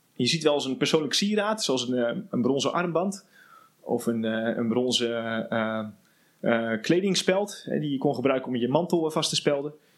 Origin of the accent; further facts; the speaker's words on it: Netherlands; zijn wij een, echt een, grappig mengelmoesje eigenlijk hier als Nederlanders